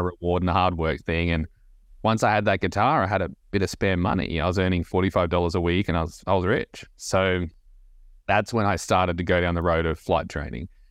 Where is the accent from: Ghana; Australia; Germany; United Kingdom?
Australia; moved away as an adult; now in Nashville, United States; Aussie, born and bred, and Uh, grew up in a small beach town in Australia